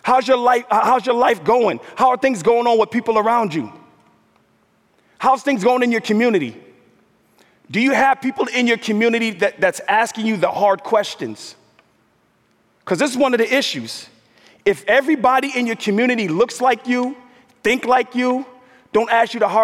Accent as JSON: {"language": "English", "region": "New York", "country": "United States", "tie": "born or raised there", "also_born_or_lived": "Minnesota", "moved": "as an adult", "said": "African American, grew up in the New York metro area"}